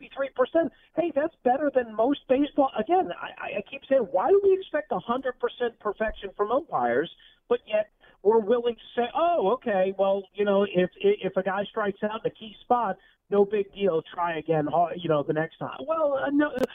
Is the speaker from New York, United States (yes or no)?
yes; New York, United States; growing up in New York